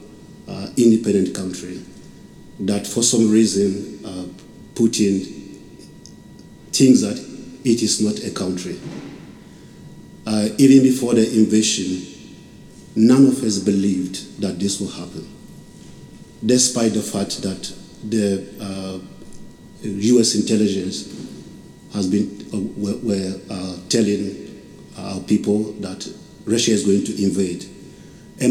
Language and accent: English; Ghana; moved away as an adult; now in Vinnytsia, Ukraine; I'm originally from Ghana.